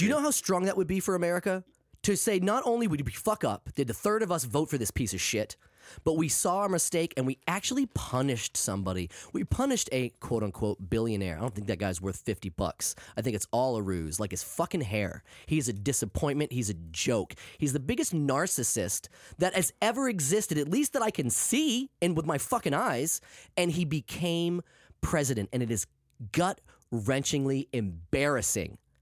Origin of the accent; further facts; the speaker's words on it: an hour north of Bangor, Maine, United States; I'm from Maine.